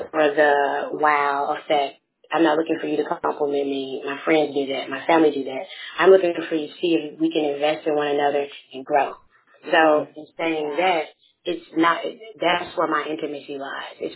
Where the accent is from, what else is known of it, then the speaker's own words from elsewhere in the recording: Memphis, Tennessee, United States; I have a twin sister. Um, and I'm from Memphis, Tennessee.